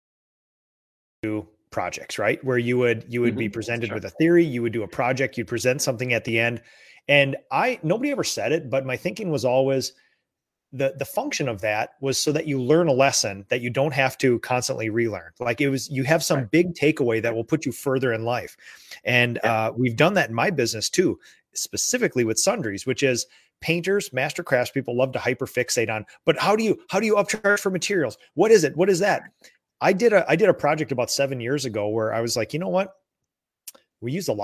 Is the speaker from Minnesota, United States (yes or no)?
yes; Minnesota, United States; I'm from Minnesota